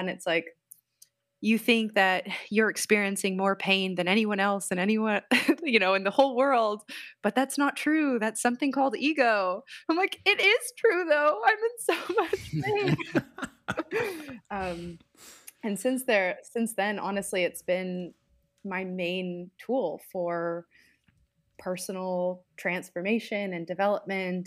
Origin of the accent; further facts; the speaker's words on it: Southern California, United States; moved away as an adult; also born or lived in Portland, Oregon; now in Iowa City, United States; I grew up in Southern California, but spent most of my adult life in Portland, Oregon. But now I'm located in the Midwest, Iowa City, Iowa